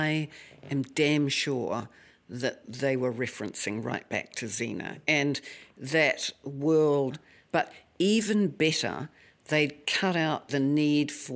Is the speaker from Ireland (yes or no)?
no; New Zealand; I'm a New Zealander